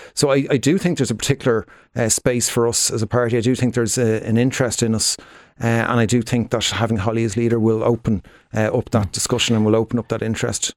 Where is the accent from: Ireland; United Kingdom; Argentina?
Ireland; Dublin, Leinster; I'm from Dublin myself.